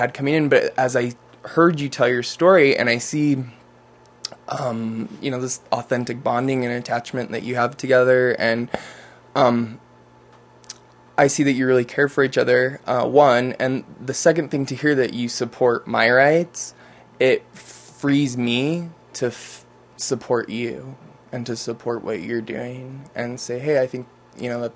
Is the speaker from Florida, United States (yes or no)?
no; Utah, United States; I'm a native Utahn, born and raised, devout Mormon